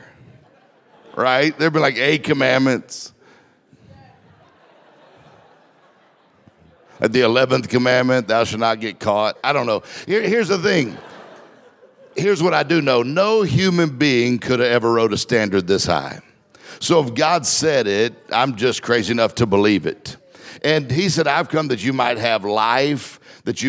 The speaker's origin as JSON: {"language": "English", "region": "Mississippi", "country": "United States", "tie": "born or raised there", "said": "I'm from Mississippi. We didn't get time out in Mississippi"}